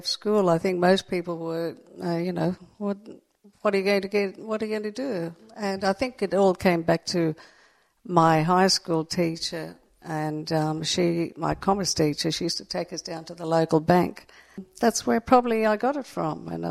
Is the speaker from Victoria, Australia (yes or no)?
no; Sydney, New South Wales, Australia; I've lived on the northern beaches all my life and I wouldn't live anywhere else.